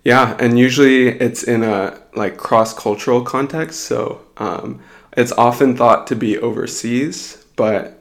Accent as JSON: {"language": "English", "region": "Colorado", "country": "United States", "tie": "born or raised there", "also_born_or_lived": "Houston, Texas", "moved": "as an adult", "lives_now": "Seattle, United States", "said": "I was born and raised in Colorado"}